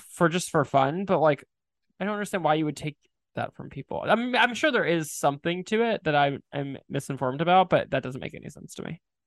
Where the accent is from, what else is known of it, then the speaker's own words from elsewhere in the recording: Philadelphia, Pennsylvania, United States; I'm from Philly